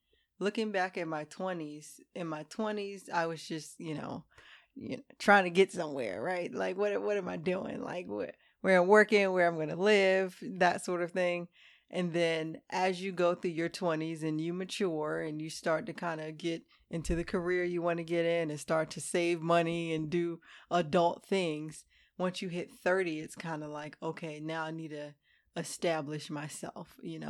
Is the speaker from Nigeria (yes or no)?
no; Hampton, Virginia, United States; moved away; Hampton, Virginia.